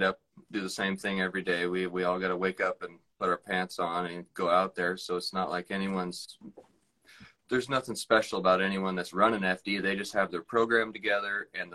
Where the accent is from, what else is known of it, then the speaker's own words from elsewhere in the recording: Monroe, Washington, United States; I'm from Monroe, Washington